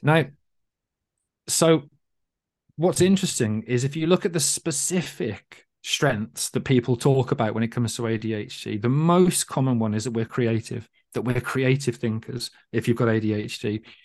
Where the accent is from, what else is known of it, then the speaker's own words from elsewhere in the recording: United Kingdom; as a British person